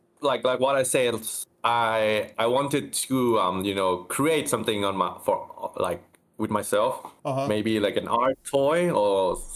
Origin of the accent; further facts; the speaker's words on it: Bangkok, Thailand; I am from Thailand, Bangkok.